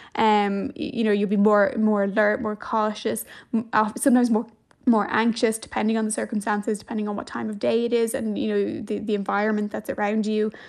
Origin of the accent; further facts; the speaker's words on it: Dublin, Leinster, Ireland; I'm from Dublin as well